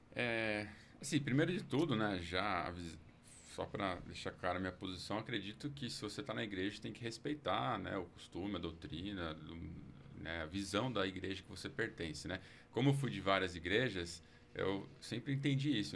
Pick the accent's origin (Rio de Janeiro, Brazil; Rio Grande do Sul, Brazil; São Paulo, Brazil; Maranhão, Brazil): São Paulo, Brazil; eu nasci aqui em São Paulo, cresci, vivi aqui